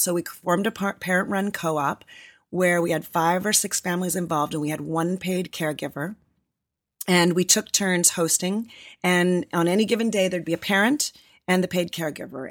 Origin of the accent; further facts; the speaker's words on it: a suburb of Toronto, Ontario, Canada; moved away as an adult; also born or lived in Los Angeles, United States; now in San Francisco Bay Area, United States; I grew up in a suburb of Toronto